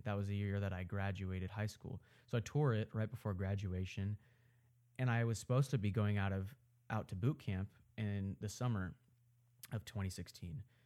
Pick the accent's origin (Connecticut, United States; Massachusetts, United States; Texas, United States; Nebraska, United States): Nebraska, United States; Omaha; I live in Omaha, Nebraska. I'm from Omaha, Nebraska. I grew up here